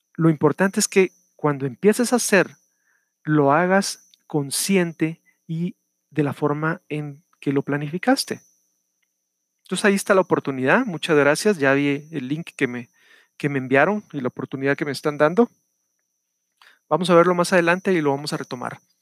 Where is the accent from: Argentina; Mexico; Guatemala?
Guatemala; El día de ayer fue el Día del Maestro en mi país, estoy hablándoles desde Guatemala